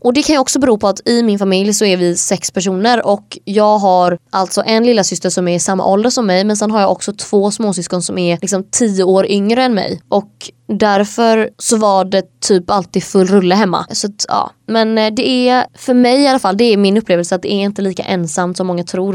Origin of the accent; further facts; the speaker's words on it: Sweden; moved away as an adult; now in Hungary; jag är uppväxt där och Sverige har liksom format vem jag är